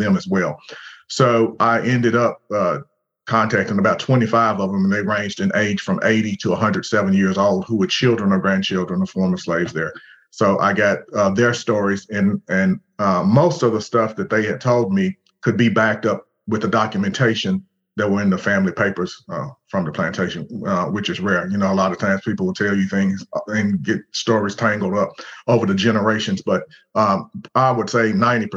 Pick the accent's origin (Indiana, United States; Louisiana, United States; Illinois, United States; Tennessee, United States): Tennessee, United States; Springfield; I was born in Springfield, Tennessee, which is about 30 miles north of Nashville